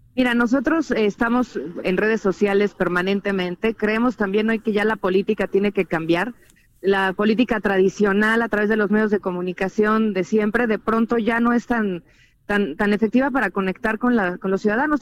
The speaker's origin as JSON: {"language": "Spanish", "area": "Chilango", "region": "Mexico City", "country": "Mexico", "said": "los chilangos la esperamos"}